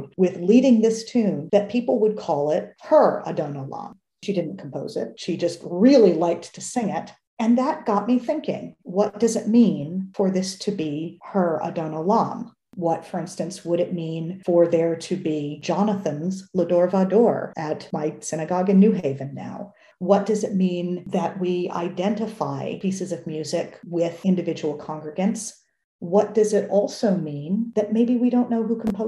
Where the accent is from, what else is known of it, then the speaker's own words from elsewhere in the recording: United States; as an American